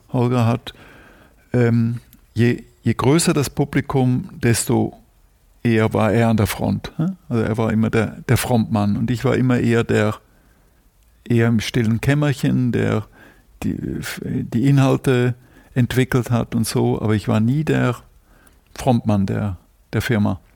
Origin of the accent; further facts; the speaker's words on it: Zurich, Switzerland; first language German; moved away as an adult; also born or lived in Brussels, Belgium / Bruges, Belgium / Hamburg, Germany; now in Germany; Und dann sind wir nach Zürich gezogen und da war ich bis 22